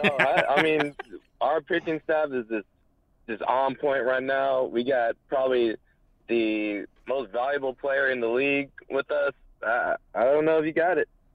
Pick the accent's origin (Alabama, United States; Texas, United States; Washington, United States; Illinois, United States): Texas, United States; Houston; I'm from Houston